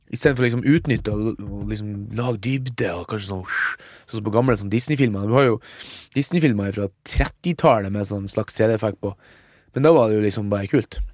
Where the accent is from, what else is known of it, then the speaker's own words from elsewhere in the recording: Mo i Rana, Nordland, Norway; moved away; hjemme på Mo, der er det jo en kino